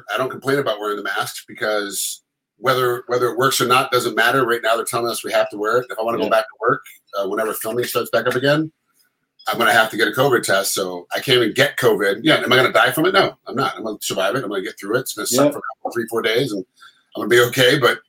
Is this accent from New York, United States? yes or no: yes; Rochester, New York, United States; moved away; I'm from Rochester, New York.